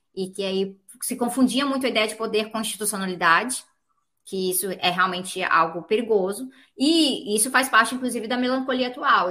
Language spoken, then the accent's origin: Portuguese; Brazil; sendo brasileira